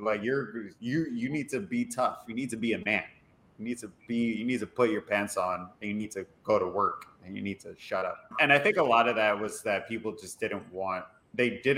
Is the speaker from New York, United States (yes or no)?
yes; New York, United States; I'm born and raised in New York. I am a Puerto Rican gentleman, Caribbean